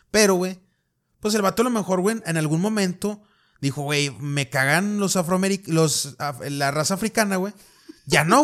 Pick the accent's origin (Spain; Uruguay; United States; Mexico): Mexico; esa es nuestra perspectiva como mexicanos, güey.